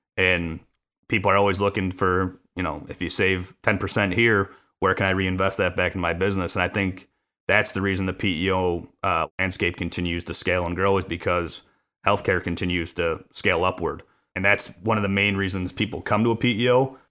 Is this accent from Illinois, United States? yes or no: yes; Chicago, Illinois, United States; born and raised on the south side of Chicago